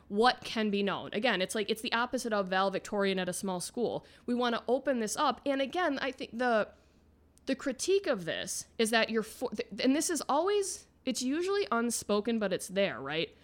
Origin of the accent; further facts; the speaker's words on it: Midwest, United States; now in Florida, United States; Midwest, I'm from America's High Five.